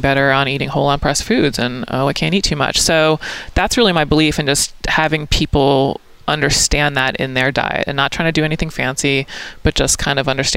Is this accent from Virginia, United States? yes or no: no; Maryland, United States; Lacrosse was my main deal because I'm from Maryland